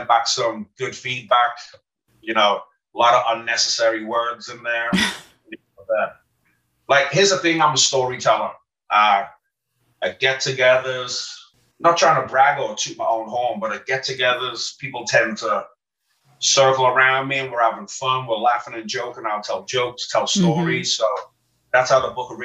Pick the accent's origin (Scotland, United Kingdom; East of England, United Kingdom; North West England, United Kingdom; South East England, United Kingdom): North West England, United Kingdom; Liverpool; moved away as an adult; now in United States; I'm from Liverpool, England, home of the …